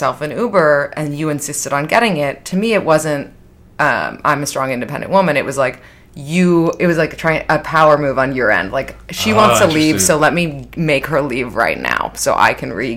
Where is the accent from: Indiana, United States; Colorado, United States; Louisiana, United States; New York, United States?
New York, United States; I'm from Manhattan